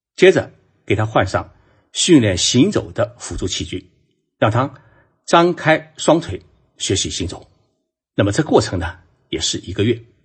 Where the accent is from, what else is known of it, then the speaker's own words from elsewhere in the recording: China; 我们中国人呢，是善于找干业，找市场，把蛋糕做大